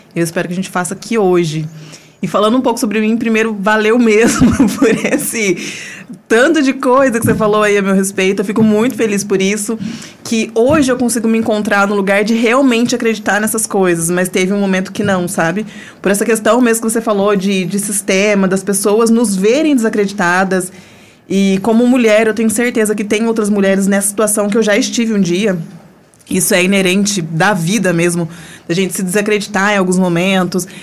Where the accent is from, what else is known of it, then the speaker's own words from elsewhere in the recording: Pouso Alegre, Minas Gerais, Brazil; eu nasci em Pouso Alegre. A gente morava num bairro do centro